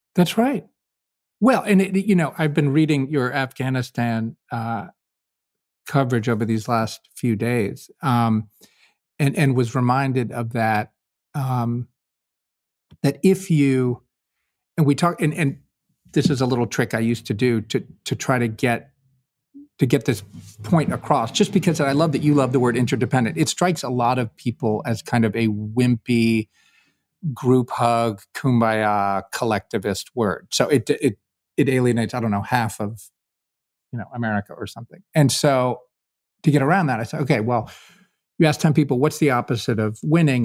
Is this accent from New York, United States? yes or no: no; Kentucky, United States; I'm a volunteer from Kentucky